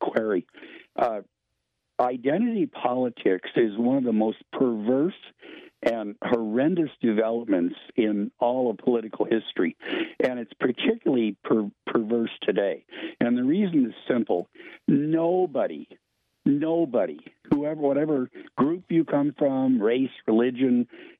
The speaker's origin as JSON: {"language": "English", "country": "United States", "tie": "born or raised there", "said": "growing up as an American, raised by a family that taught me to be totally self-reliant"}